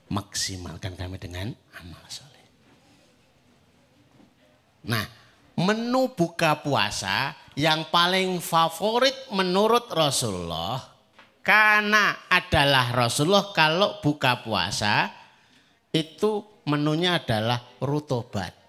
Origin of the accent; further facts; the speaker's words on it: Java, Indonesia; Ya rawahu wong Jawa, ya wes. Nah, saya orang Jawa melu cocok.